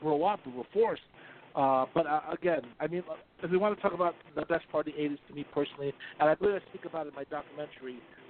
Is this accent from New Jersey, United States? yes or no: yes; Atlantic City, New Jersey, United States; I grew up in Atlantic City.